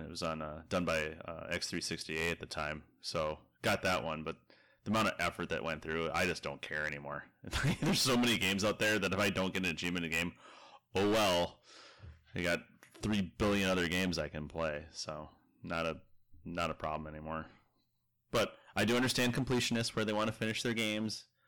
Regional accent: Minnesota, United States; I'm from Minnesota

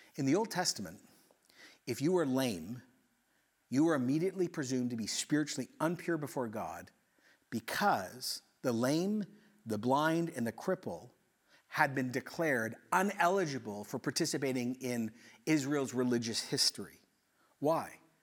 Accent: Ecuador; moved away; I grew up in Ecuador

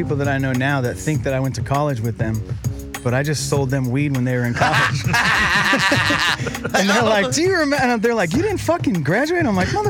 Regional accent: Boston, Massachusetts, United States; moved away as an adult; now in California, United States; Yeah, from Boston.

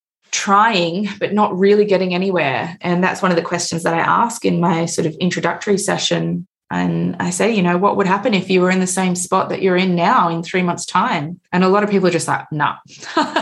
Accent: Australia; I'm from Australia

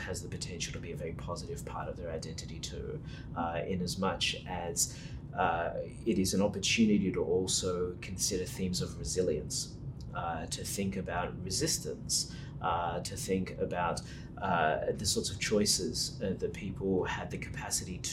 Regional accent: Sydney, New South Wales, Australia; moved away as an adult; now in Melbourne, Australia; I'm born and bred in Sydney

